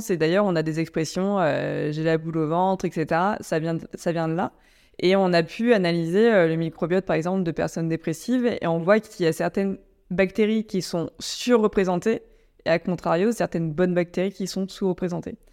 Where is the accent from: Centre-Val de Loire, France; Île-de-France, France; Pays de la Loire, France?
Centre-Val de Loire, France; Chinon; on vient tous les deux de Chinon, en Indre-et-Loire